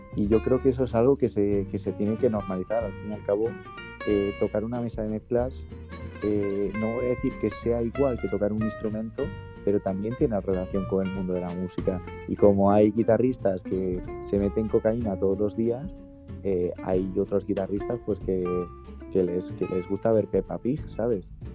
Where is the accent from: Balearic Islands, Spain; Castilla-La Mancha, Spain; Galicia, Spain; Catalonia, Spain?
Galicia, Spain; soy de Galicia